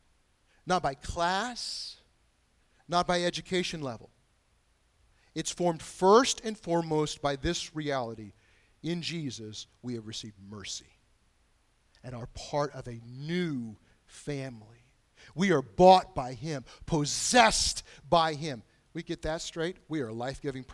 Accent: United States; my national heritage, either as an American or my lineage from Britain and Germany.

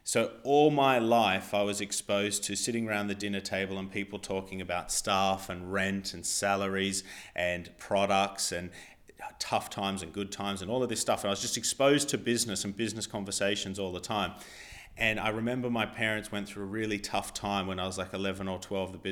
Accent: Australia; now in England; because I'm not from England, uh, my visa status was still Australian

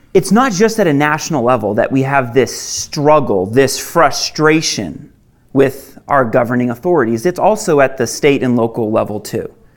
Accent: Maine, United States; moved away as an adult; I actually I didn't grow up here. I grew up in Maine

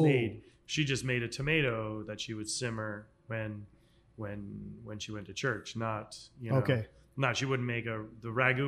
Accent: New England, United States; That's New England childhood. You've basically set up what we grew up with as kids in New England as Italian American.

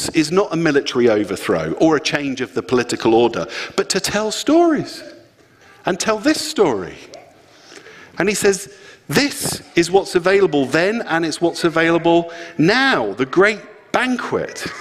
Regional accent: Luton, East of England, United Kingdom; I'm from Luton

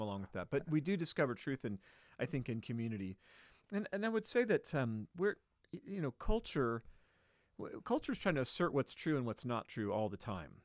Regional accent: Bay Area, California, United States; growing up in the Bay Area

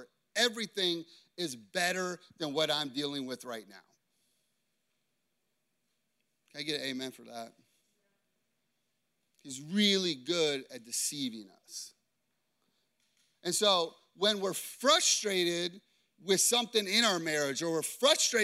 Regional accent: Chicago, Illinois, United States; I grew up in Chicago. People in Chicago are tough and they're harsh

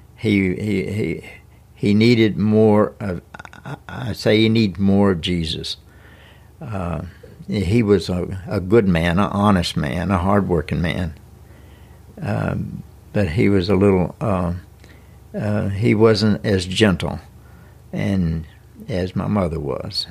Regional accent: Lawrence County, Tennessee, United States; I was born in Lawrence County, graduated from the Summertown High School in nineteen sixty-one

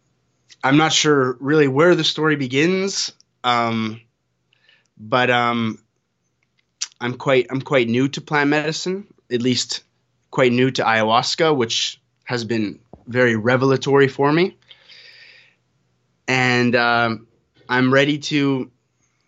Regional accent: Canada; now in Costa Rica; I'm a Canadian living in Costa Rica.

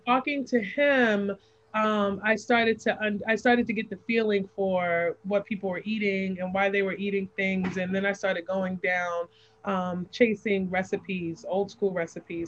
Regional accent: New York City, New York, United States; now in Savannah, United States; I was born and raised in New York City

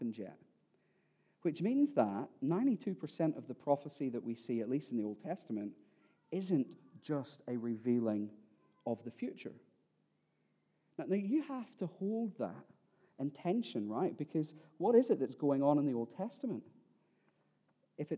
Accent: Ireland; I am Irish and that next year I will be 40

